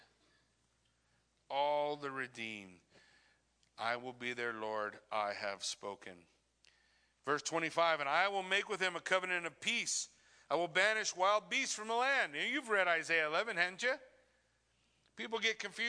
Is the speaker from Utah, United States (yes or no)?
no; Southern California desert, United States; I grew up in Southern California desert